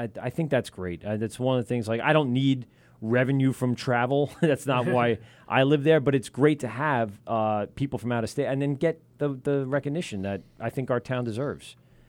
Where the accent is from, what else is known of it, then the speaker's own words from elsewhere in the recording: Amityville, New York, United States; I grew up in Amityville. There wasn't shit. There was nothing.